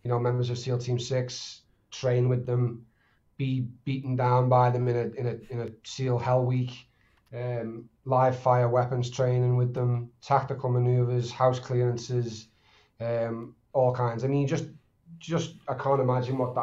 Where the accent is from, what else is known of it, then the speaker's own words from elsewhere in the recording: Liverpool, North West England, United Kingdom; accent: Scouse; I'm from Liverpool